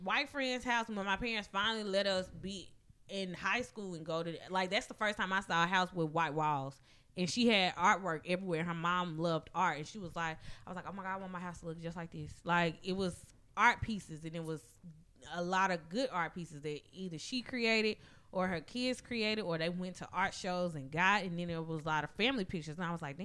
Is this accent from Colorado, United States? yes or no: no; Madison County, Mississippi, United States; growing up in Madison County, I was sheltered as fuck